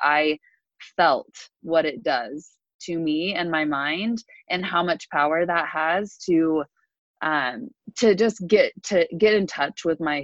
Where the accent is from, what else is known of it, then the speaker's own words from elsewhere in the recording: Salt Lake City, Utah, United States; also born or lived in California; now in Salt Lake City, United States; I moved back to Salt Lake from California